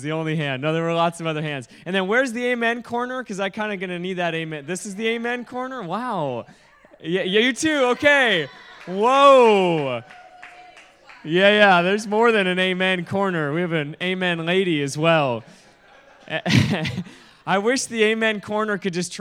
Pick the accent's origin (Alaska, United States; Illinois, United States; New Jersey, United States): Alaska, United States; now in Kona, United States; I live in Kona, Hawaii. I'm originally from Alaska